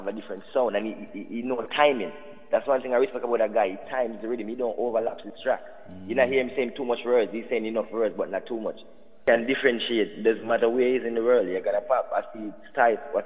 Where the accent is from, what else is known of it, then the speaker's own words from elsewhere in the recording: New York, United States; also born or lived in Jamaica; And I came to New York at a young age